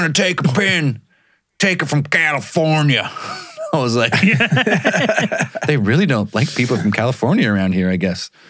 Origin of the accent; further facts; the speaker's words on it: Canada; No, sorry. I'm Canadian.